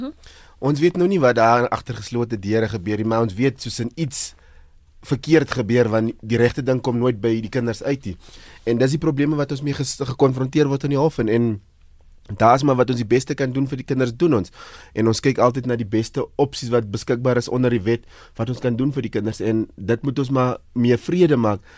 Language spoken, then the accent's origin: Afrikaans; South Africa; ons as Suid-Afrikaners